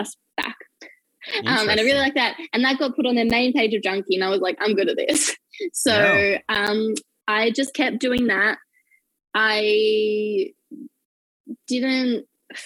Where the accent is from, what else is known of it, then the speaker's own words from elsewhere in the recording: Bathurst, New South Wales, Australia; moved away as an adult; now in Melbourne, Australia; I grew up in Bathurst, which is a smallish – it's not actually that small – town in, like, regional